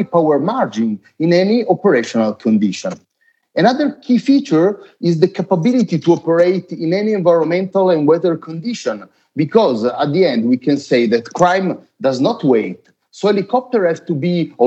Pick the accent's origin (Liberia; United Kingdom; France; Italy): Italy; also born or lived in Varese; I'm from Italy, and I'm based near Milan at our headquarters in near Varese.